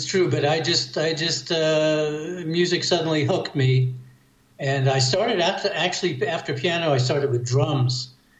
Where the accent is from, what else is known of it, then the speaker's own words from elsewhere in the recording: New York City, New York, United States; I grew up in Manhattan in New York City, so nobody had a garage.